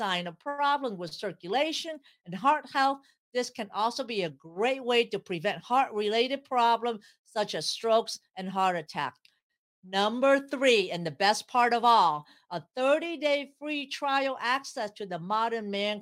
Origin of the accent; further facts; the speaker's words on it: San Jose, California, United States; I grew up in San Jose, California